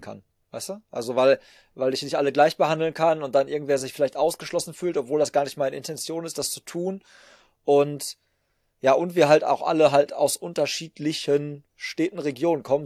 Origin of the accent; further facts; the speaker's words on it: Hagen, North Rhine-Westphalia, Germany; bei uns in Hagen, wo ich herkomme